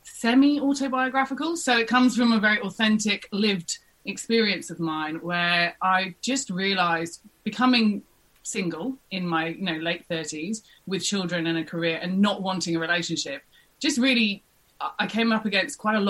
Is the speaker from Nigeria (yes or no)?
no; England, United Kingdom; moved away as an adult; now in Australia; I'm a Brit through and through